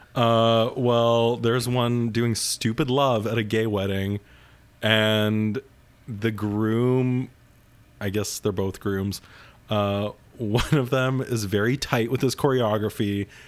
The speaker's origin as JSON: {"language": "English", "town": "Winnipeg", "region": "Manitoba", "country": "Canada", "tie": "born or raised there", "moved": "yes", "said": "I grew up in suburban Winnipeg"}